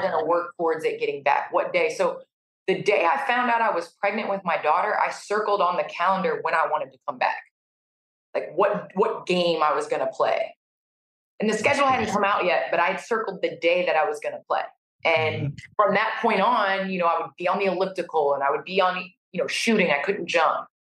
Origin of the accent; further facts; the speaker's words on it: Naperville, Illinois, United States; we moved to Naperville, Illinois when I was three.